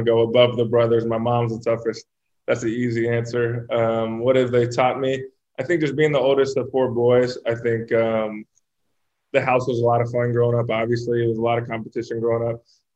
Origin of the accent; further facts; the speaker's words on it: East Bay, Northern California, United States; moved away as an adult; also born or lived in Orange County, California; now in Philadelphia, United States; moved up to Northern California in the East Bay when I was 7 or 8